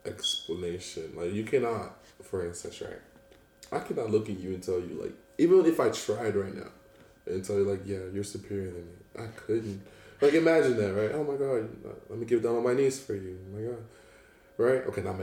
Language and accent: English; Cameroon; moved away; I'm from Cameroon, right?